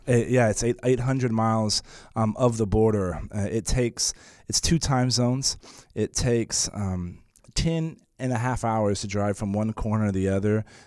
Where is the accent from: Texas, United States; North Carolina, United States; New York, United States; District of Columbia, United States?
Texas, United States; San Antonio; I was born and raised in San Antonio